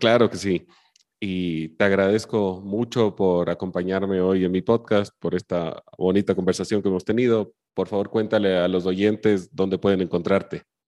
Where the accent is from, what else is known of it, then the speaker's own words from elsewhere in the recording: Chile; yo soy chileno de nacimiento